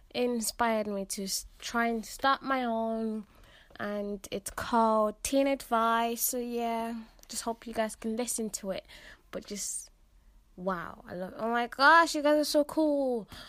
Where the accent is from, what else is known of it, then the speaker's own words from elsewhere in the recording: Birmingham, West Midlands, United Kingdom; I'm British. I'm from Birmingham